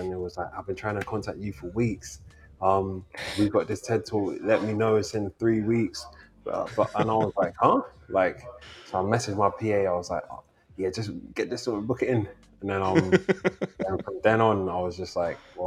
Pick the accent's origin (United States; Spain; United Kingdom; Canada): United Kingdom; London; I'm from London